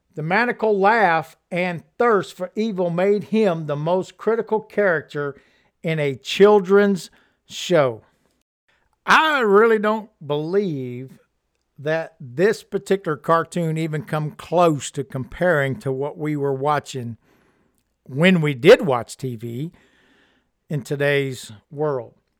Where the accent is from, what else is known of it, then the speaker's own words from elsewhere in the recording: Louisiana, United States; when I was a child growing up in Louisiana